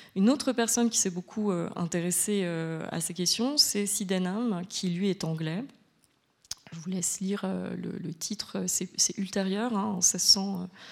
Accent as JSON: {"language": "French", "country": "France", "said": "je suis française"}